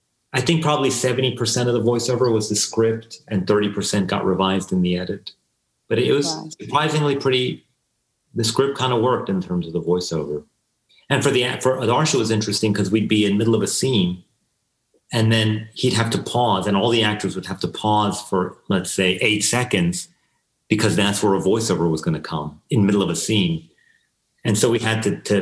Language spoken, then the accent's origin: English; United States; I'm Iranian American